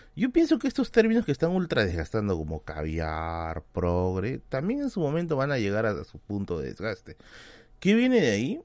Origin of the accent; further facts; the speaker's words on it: Tacna, Peru; moved away; irme a Tacna, a mi tierra, a mi tierra natal, a mi grandiosa y preciosa Tacna